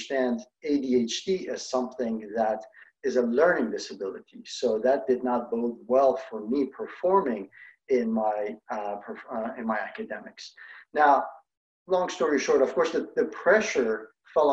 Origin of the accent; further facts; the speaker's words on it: Iran; moved away; I grew up in Iran